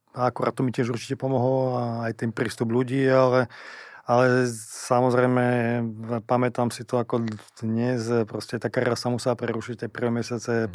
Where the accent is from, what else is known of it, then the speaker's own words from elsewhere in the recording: eastern Slovakia, Slovakia; accent: East Slovak; moved away as an adult; also born or lived in Liverpool, England / Russia; Ja som sám z východu, takže viem, ako to je, keď začnem rozprávať po východňarsky